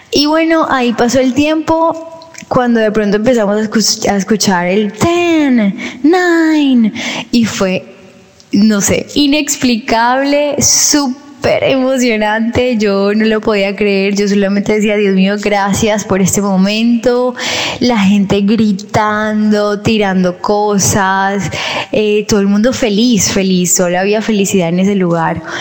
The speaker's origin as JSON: {"language": "Spanish", "country": "Colombia", "said": "Y nos dicen, no, nosotros somos de Colombia. Ay, nosotros también."}